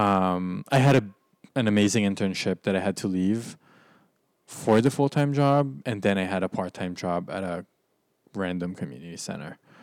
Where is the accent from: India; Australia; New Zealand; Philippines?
Philippines; also born or lived in United States; now in New York City, United States; being back in my home country, the Philippines, and reconnecting with my maternal family